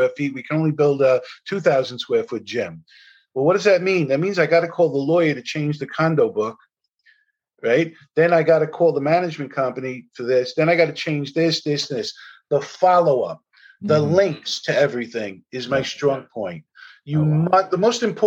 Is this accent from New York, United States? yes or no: yes; New York City, New York, United States; I'm from New York. I owned over 40 buildings here at one point